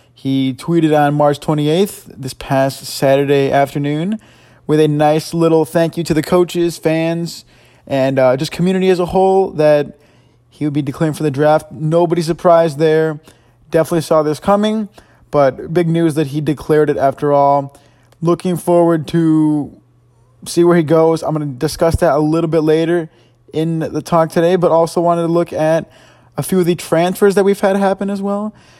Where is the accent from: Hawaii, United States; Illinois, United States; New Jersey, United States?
Illinois, United States; Chicago; I'm from Chicago